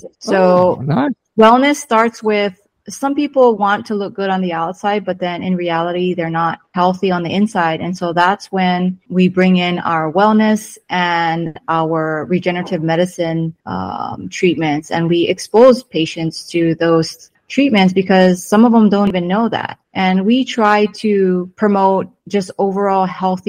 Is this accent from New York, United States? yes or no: no; Hawaii, United States; moved away as an adult; also born or lived in California; now in Temecula, United States; I was born and raised in Hawaii